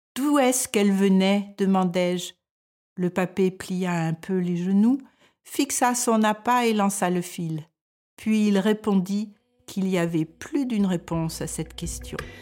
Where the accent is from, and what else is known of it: France; moved away as an adult; now in Denmark